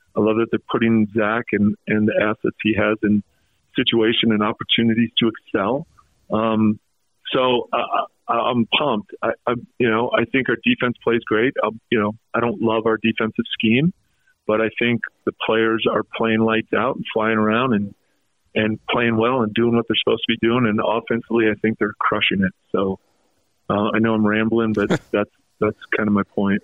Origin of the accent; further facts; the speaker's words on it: North Salt Lake or Bountiful, Utah, United States; I grew up in in North Salt Lake or Bountiful